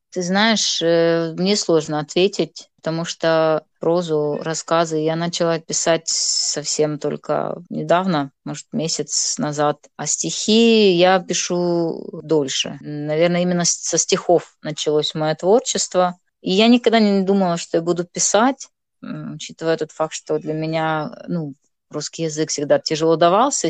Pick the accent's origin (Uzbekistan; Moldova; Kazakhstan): Moldova; first language Gagauz; Russian is a second language; moved away as an adult; now in Kharkiv, Ukraine; я живу в Харькове, на Украине, замуж здесь вышла, шестой год Э, но сама я из Молдовы.